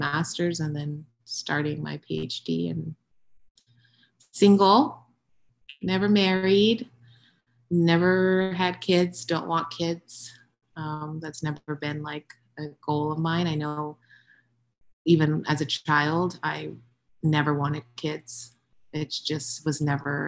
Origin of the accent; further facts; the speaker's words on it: Ventura County, California, United States; moved away as an adult; also born or lived in China; I grew up in California, in Ventura County.